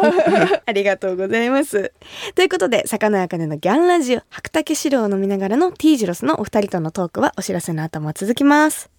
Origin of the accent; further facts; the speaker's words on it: Kumamoto, Japan; 私が生まれ育った熊本